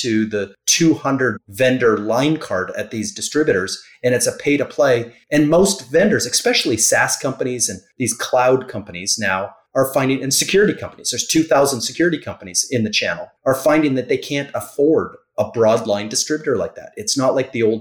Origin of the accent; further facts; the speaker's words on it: Canada; now in Florida, United States; I'm Canadian